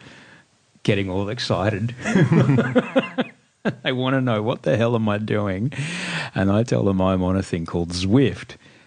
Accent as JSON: {"language": "English", "town": "Brisbane", "region": "Queensland", "country": "Australia", "tie": "born or raised there", "said": "It's my hometown"}